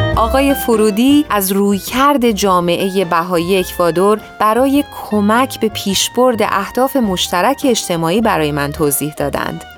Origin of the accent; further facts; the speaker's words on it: Iran; now in United States; من در اصل از ایران اومدم و نه از آمریکا